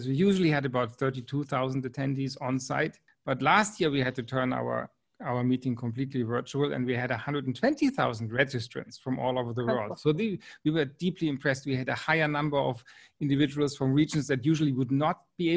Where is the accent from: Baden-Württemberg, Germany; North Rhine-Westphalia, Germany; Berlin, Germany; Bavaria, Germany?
Baden-Württemberg, Germany; Freiburg; also born or lived in Wiesbaden, Germany / New Hampshire, United States; I grew up in the Black Forest region in the city called Freiburg.